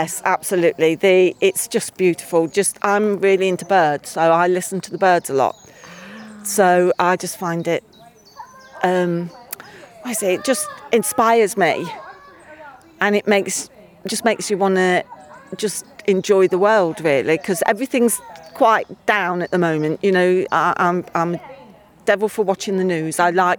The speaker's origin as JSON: {"language": "English", "town": "Leicester", "region": "East Midlands", "country": "United Kingdom"}